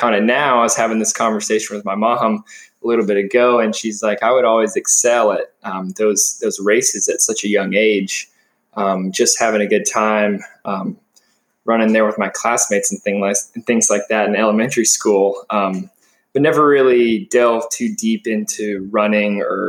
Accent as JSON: {"language": "English", "town": "Marietta", "region": "Georgia", "country": "United States", "tie": "born or raised there", "said": "Born and raised in Marietta, Georgia. It's just a suburb of Atlanta"}